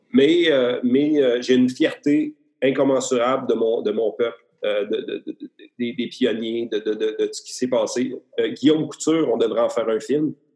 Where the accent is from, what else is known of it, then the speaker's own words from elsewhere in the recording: Beauce, Quebec, Canada; je viens de la Bosse